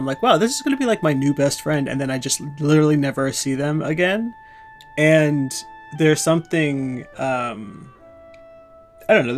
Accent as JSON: {"language": "English", "region": "Indiana", "country": "United States", "said": "I'm from the Midwest. I'm from Indiana"}